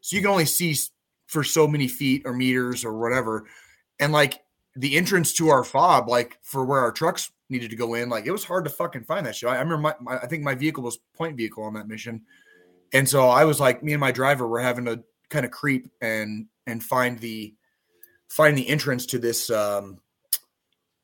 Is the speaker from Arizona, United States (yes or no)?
yes; Arizona, United States; growing up in Arizona